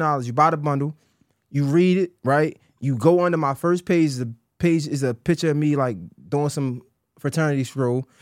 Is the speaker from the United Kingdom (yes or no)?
no; Baltimore, Maryland, United States; I'm from Baltimore.